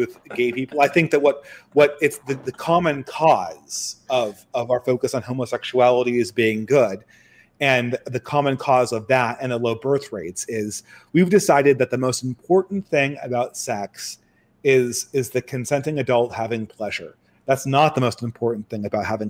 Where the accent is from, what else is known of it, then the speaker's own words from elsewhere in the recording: California, United States; I come from California. I grew up in a very sort of pro-gay environment